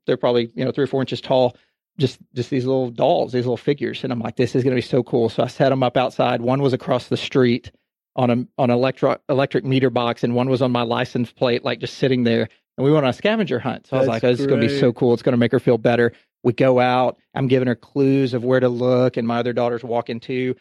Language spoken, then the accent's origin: English; Texas, United States; also born or lived in Houston / Dallas; I'm from Texas. I've lived in Texas, went to school in Texas